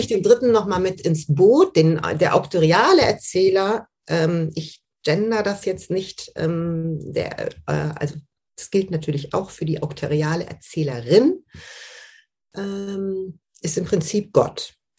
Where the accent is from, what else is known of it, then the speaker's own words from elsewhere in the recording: Düsseldorf, North Rhine-Westphalia, Germany; Ich bin im, im, in Düsseldorf aufgewachsen, im Rheinland